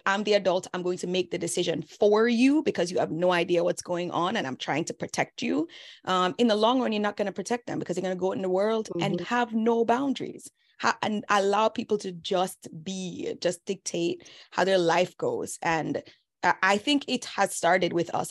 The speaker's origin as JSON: {"language": "English", "country": "Jamaica", "moved": "yes", "said": "They know we're all Jamaican. They know that we came here fresh off the boat."}